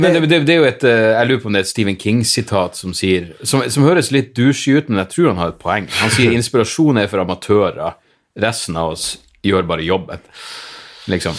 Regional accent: Narvik, Nordland, Norway; jeg vokste opp i Narvik

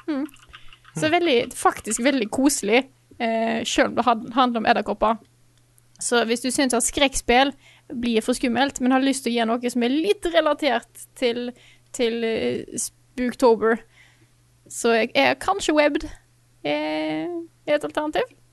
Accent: Stord, Vestland, Norway; moved away; hjemme på Stord

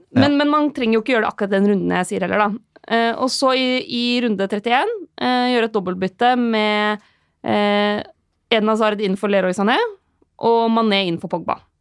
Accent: Lillehammer, Innlandet, Norway; jeg er fra Lillehammer

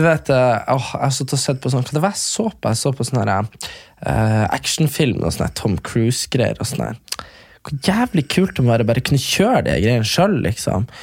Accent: near Hamarøy, Nordland, Norway; halvtime fra der vi er fra

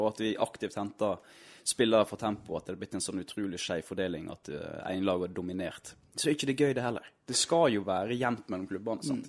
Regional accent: Steinhovden, Vestland, Norway; also born or lived in Krokane, Florø; jeg er fra Steinhovden

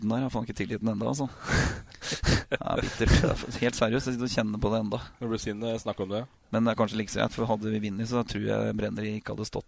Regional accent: Oslo, Norway; vi kommer fra Oslo, jeg og kona mi.

